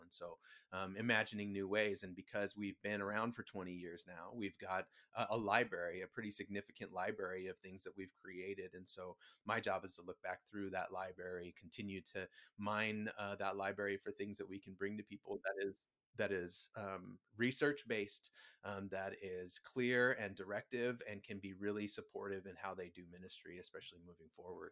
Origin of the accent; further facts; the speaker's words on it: Huntington Beach, California, United States; also born or lived in Virginia; I was born in Virginia, but grew up in, uh, Huntington Beach.